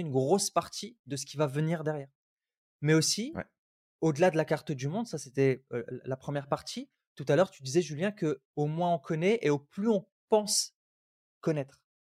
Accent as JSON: {"language": "French", "country": "Algeria", "said": "Je viens mmh d'Algérie."}